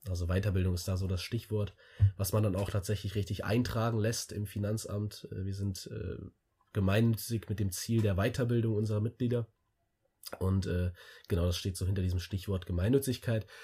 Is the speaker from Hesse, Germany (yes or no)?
yes; Wiesbaden, Hesse, Germany; ich komme aus, aus einem ganz kleinen Vorort von Wiesbaden